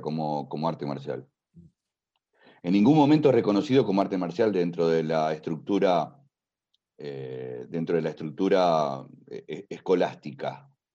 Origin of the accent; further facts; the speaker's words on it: Spain; Y te lo digo como español